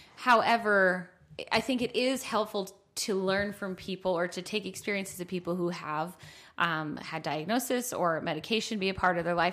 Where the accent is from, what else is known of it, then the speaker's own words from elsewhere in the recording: Buffalo, New York, United States; moved away; also born or lived in Utah; I'm from Buffalo